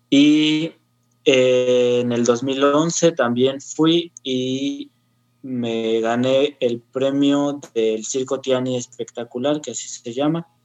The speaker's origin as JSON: {"language": "Spanish", "country": "Mexico", "said": "pues soy mexicano"}